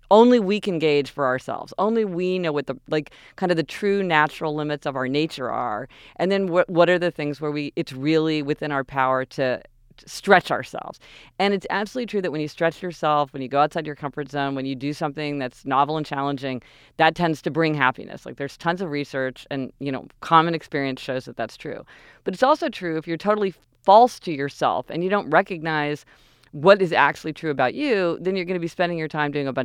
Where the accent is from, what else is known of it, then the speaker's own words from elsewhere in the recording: Kansas City, Missouri, United States; we're spoiled growing up in Kansas City.